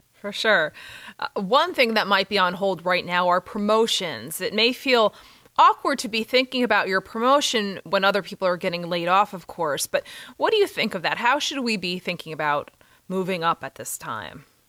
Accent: New York, United States; being a New Yorker

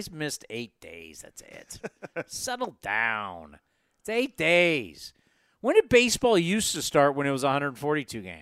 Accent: Pittsburgh, Pennsylvania, United States; moved away; I grew up in Pittsburgh.

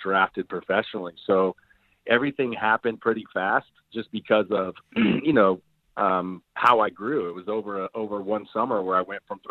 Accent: South Florida, United States; I grew up in South Florida in a little beachy town

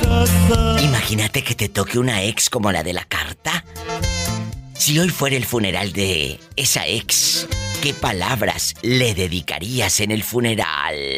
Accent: Matamoros, Tamaulipas, Mexico; Mi tierra querida

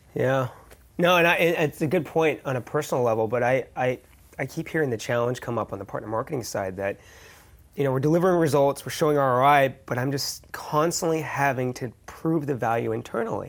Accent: San Francisco, California, United States; now in Denver, United States; I grew up here

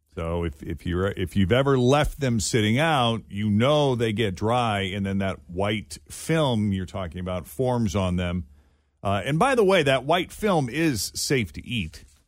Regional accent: Massachusetts, United States; moved away; I grew up in Massachusetts

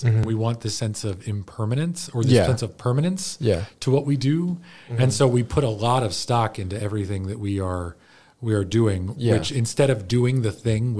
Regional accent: Baltimore, Maryland, United States; I grew up in Baltimore, or just mm-hmm. outside of Baltimore

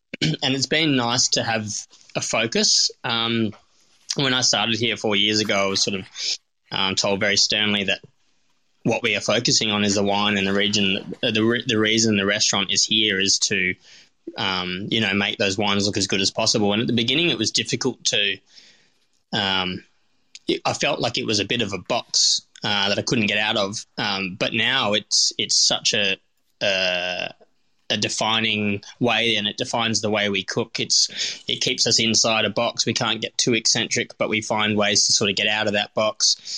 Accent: North Fremantle, Western Australia, Australia; My dad and always had sourdough mother under the stairs. I grew up in North Fremantle.

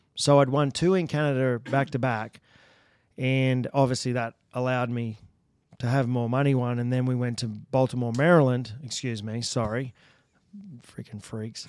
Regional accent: Australia; moved away as an adult; now in United States; I come from Australia

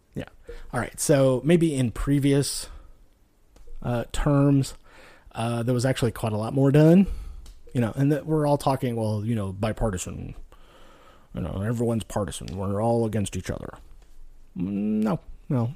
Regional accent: Nevada, United States; moved away; also born or lived in Texas / Louisiana; I grew up out west in Nevada, you know, moved to Texas, Louisiana, lived in the South for, you know, quite a long time

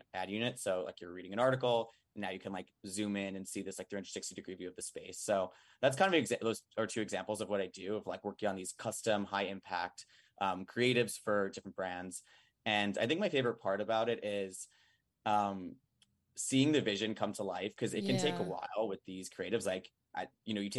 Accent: Long Island, New York, United States; also born or lived in Boston; now in Manhattan, United States; I'm from Long Island, New York.

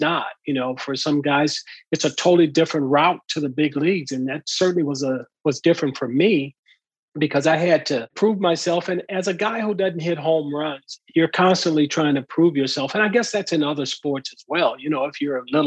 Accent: Southern California, United States; growing up in Southern California, I lived across the street from a wood factory where they built pallets.

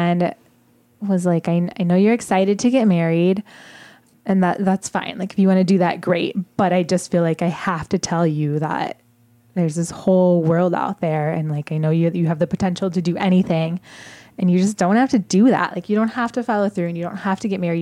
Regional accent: Southwest Michigan, United States; moved away; I grew up in Southwest Michigan in a really, really conservative, very religious household

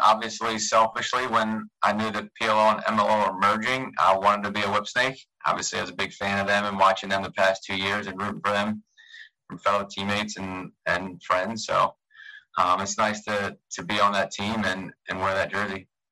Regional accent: Annapolis, Maryland, United States; being in Annapolis, my hometown. Um, I live a mile away

